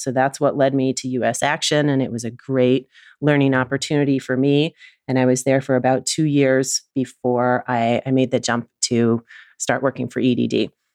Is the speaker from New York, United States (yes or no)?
yes; Oneonta, New York, United States; also born or lived in Williston, Vermont; Oneonta, New York, which is my hometown